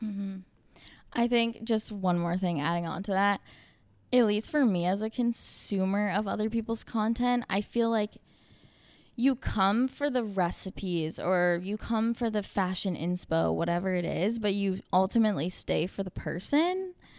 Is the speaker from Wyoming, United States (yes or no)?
no; Vermont, United States; moved away as an adult; now in Boston, United States; I was born in Vermont, raised in Vermont